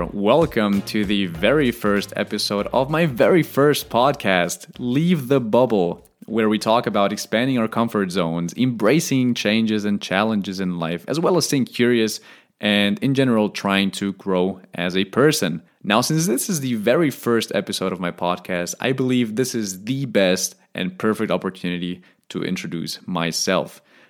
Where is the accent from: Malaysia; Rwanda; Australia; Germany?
Germany; Stuttgart, Baden-Württemberg; Now, we are originally from Stuttgart in Germany. However, we have lived in over eight countries, and I'm currently planning to live on my ninth.